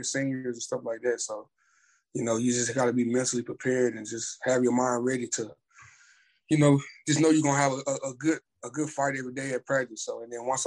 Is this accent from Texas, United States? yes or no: yes; Orange, Texas, United States; I grew up in Orange, Texas, aka the Fruit City